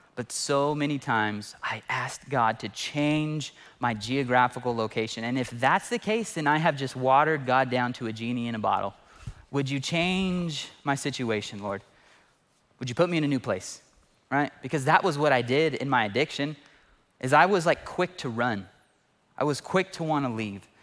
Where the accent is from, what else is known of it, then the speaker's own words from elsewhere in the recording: Fresno, California, United States; I lived in Fresno, born and raised in Fresno